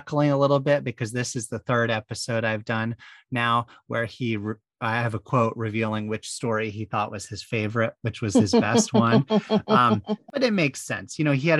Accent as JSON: {"language": "English", "area": "Bay Area", "region": "California", "country": "United States", "tie": "born or raised there", "said": "I was born in the 80s in the Bay Area"}